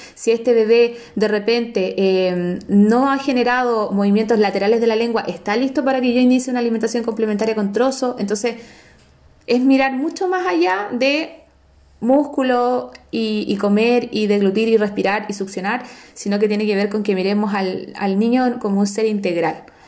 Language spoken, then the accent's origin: Spanish; San Felipe, Valparaíso, Chile; soy de Heidi Town, soy de San Felipe